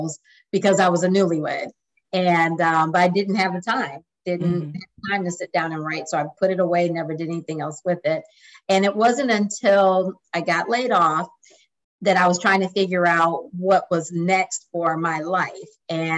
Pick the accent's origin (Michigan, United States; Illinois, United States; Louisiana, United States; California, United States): Michigan, United States; Lansing; moved away as an adult; also born or lived in Des Moines, Iowa / Dallas, Texas; now in San Antonio, United States; I'm originally from Lansing, Michigan, and moved to San Antonio in 2002